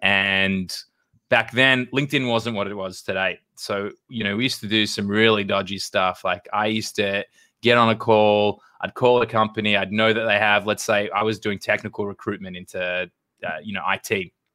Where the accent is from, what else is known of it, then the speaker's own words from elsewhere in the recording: Australia; moved away as an adult; now in United States; I grew up in Australia.